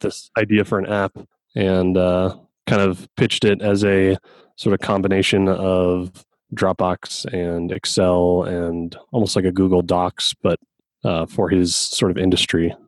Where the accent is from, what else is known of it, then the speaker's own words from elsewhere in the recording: Colorado, United States; I am also from Colorado